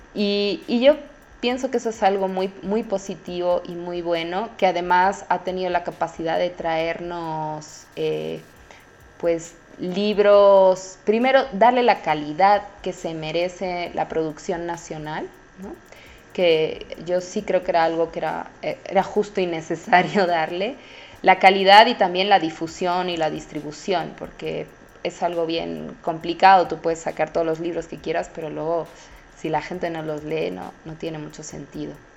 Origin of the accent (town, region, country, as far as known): Bolivia